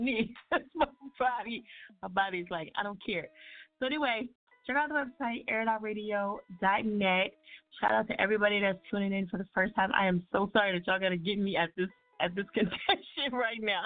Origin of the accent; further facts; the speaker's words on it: New Jersey, United States; I'm from Jersey. You know what I'm saying? Can't you tell by my accent?